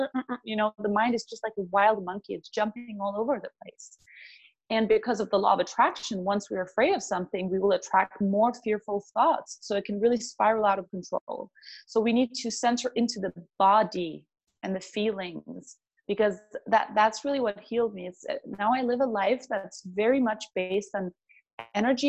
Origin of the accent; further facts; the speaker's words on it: Denmark; moved away as an adult; I'm from Denmark.